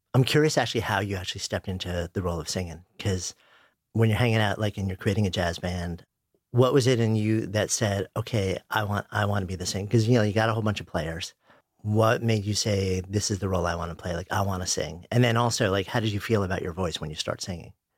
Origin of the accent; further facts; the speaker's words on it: New York, United States; I grew up just outside of New York. I've been in the city for thirty years.